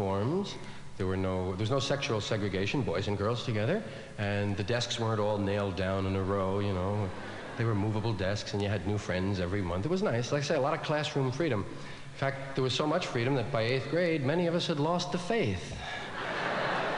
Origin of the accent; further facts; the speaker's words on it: New York, United States; I was from one of those Irish neighborhoods in New York, one of those kind of parish schools